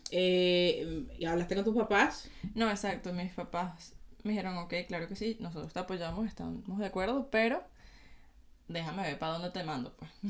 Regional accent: Valencia, Carabobo, Venezuela; moved away as an adult; also born or lived in Caracas, Venezuela; nací en Caracas, viví en Valencia

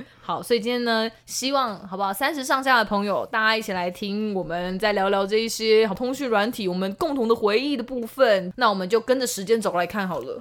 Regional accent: southern Taiwan, Taiwan; 我们南部人很淳朴

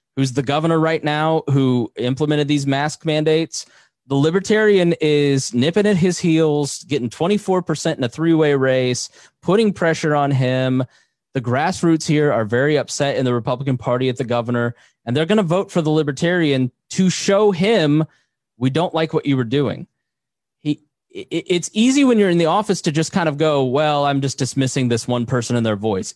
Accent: Plainfield, Indiana, United States; I grew up in Plainfield, Indiana, which is ninety eight percent white

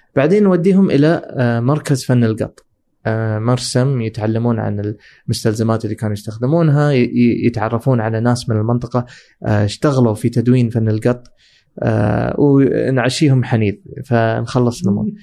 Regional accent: Dubai, United Arab Emirates; انا من دبي

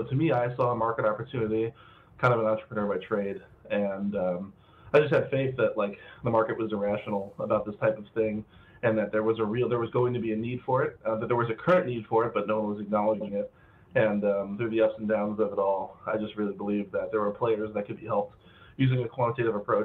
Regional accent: Cleveland, Ohio, United States; I'm from Cleveland

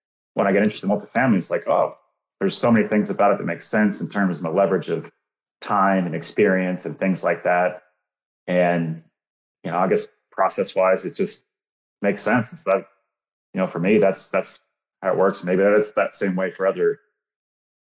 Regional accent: Dallas, Texas, United States; I grew up in the Dallas-Fort Worth area, went to Texas A&M

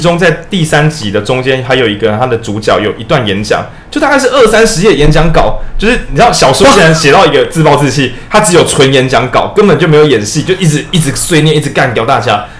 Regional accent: Taiwan; 我们都是台湾人

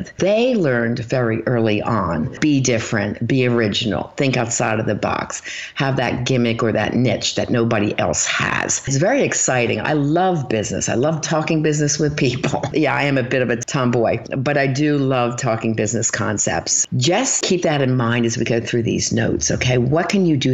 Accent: Philadelphia, Pennsylvania, United States; moved away; also born or lived in Erie, Pennsylvania; I'm from Philly

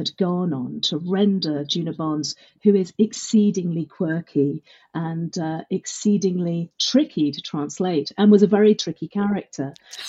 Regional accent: Brussels, Belgium; born there; also born or lived in United Kingdom; I was born in Brussels. I had always grown up sort of semi-bilingual with very Francophile British parents who were working out there. I had most of my education in the UK, but that French influence was very deep culturally.

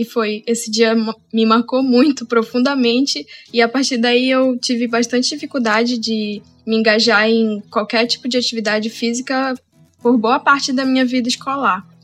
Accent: Amazon, Brazil; eu nasci e cresci na Amazônia

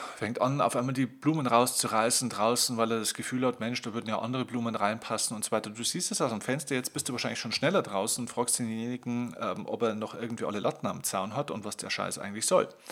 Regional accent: Bavaria, Germany; bei uns in Bayern

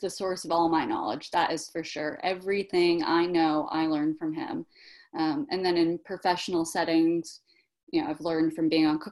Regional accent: New York City, New York, United States; also born or lived in Switzerland; I'm born and bred in Brooklyn and grateful for it

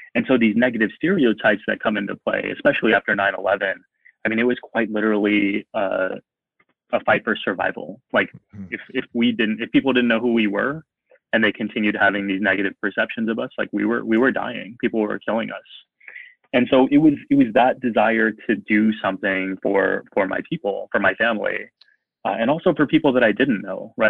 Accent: San Antonio, Texas, United States; now in Buffalo, United States; I grew up in San Antonio

